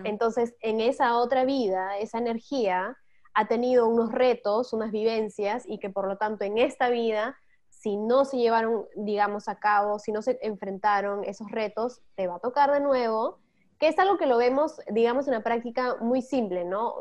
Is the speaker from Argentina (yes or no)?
no; Peru; moved away as an adult; now in Netherlands; tengo 33, soy de Perú y ahora estoy viviendo en Holanda